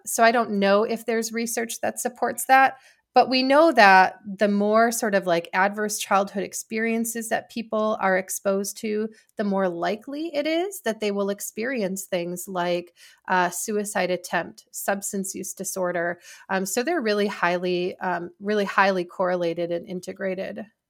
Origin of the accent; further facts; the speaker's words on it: Wisconsin, United States; moved away as an adult; I decided that I wanted to return to Wisconsin, um, and I was offered a position, uh, at a healthcare system in my hometown